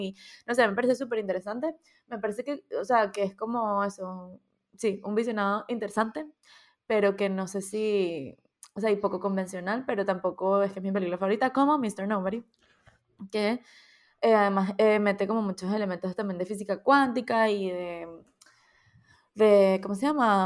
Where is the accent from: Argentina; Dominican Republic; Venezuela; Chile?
Venezuela; now in Spain; nosotros como, como diáspora venezolana